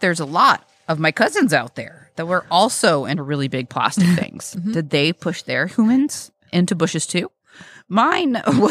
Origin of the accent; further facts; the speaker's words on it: Texas, United States; I'm from Texas.